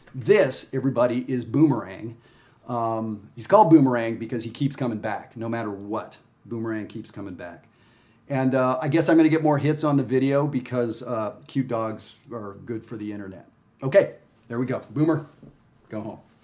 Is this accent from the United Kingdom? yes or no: no; Canada; moved away; also born or lived in Texas; I'm Canadian